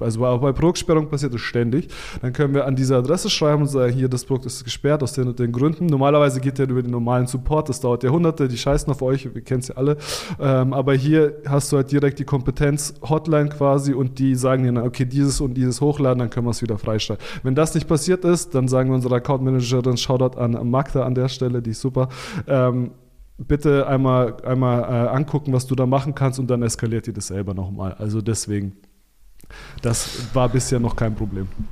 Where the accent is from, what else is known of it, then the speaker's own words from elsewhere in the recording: Stuttgart, Baden-Württemberg, Germany; ich bin aus Stuttgart, das ist ja die Konzernhauptstadt oder eine der Konzernzentren Deutschlands